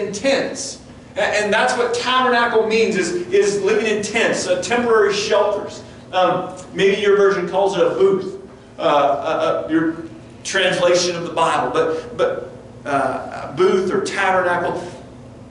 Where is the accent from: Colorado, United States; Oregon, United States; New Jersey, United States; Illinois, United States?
Colorado, United States; Front Range of; I grew up on the Front Range of Colorado